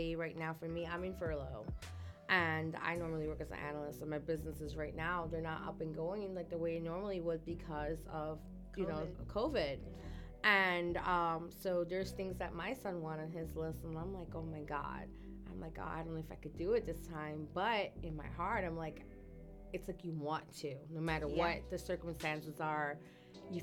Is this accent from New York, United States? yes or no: yes; New York, United States; also born or lived in Kissimmee, Florida; now in Florida, United States; I'm from New York.